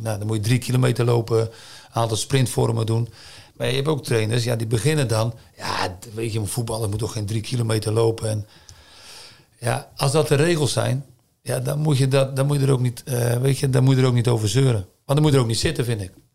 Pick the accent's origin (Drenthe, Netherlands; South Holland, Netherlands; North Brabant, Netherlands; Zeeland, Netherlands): Zeeland, Netherlands; moved away as an adult; now in China; ik blijf een Zeeuw, ik ben een Zeeuw